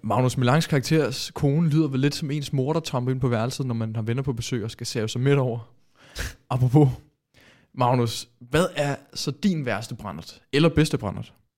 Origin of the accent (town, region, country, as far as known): Denmark